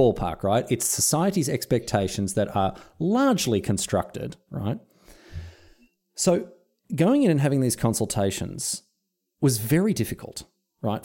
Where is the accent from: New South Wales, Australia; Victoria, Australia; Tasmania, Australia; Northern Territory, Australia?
Victoria, Australia; Melbourne; now in Sunshine Coast, Australia; I grew up in Melbourne.